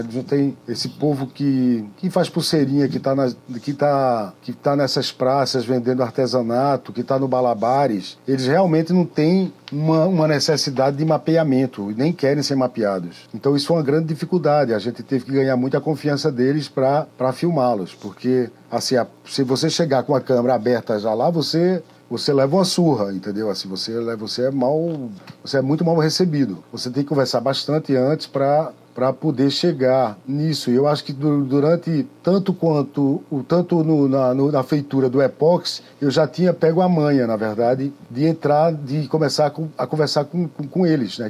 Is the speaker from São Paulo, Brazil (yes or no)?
no; Caruaru, Pernambuco, Brazil; Eu sou de Caruaru